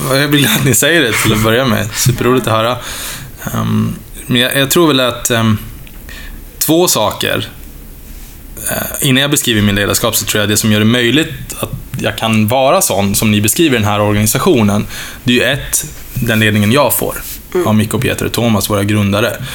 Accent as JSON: {"language": "Swedish", "town": "Oskarshamn", "region": "Kalmar County", "country": "Sweden", "tie": "born or raised there", "also_born_or_lived": "Stockholm / Lund", "moved": "yes", "said": "jag är född faktiskt i Stockholm, men jag profilerar mig ofta som smålänning, för det har jag bott egentligen hela mitt liv"}